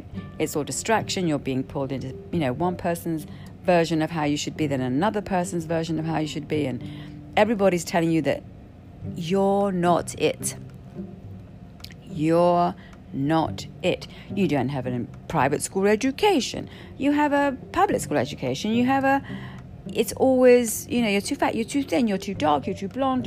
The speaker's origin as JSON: {"language": "English", "country": "United Kingdom", "said": "I'm Brit"}